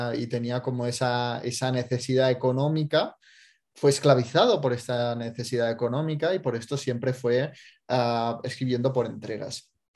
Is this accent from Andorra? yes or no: yes; Andorra; yo, como soy de Andorra